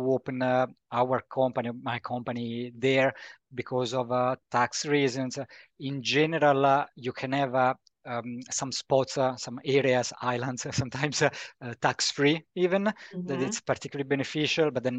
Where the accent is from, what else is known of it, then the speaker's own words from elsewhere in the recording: Italy; moved away as an adult; also born or lived in Rome / Bradford, United Kingdom; now in Germany; I come from Italy